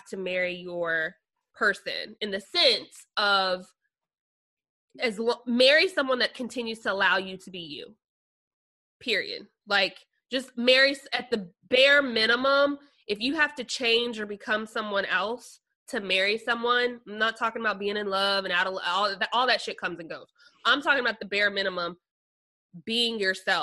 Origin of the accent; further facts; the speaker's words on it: Phoenix, Arizona, United States; also born or lived in Kansas City, Missouri; now in Nashville, United States; I was born in Kansas City, Missouri, raised in Phoenix